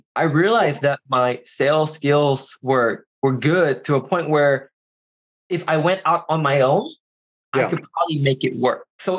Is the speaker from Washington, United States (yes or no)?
yes; Seattle, Washington, United States; moved away as an adult; also born or lived in Carbondale, Illinois; I grew up in Seattle, Washington.